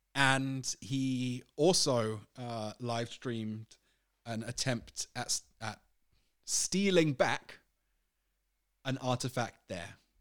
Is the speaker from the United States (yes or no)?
no; United Kingdom; I'm British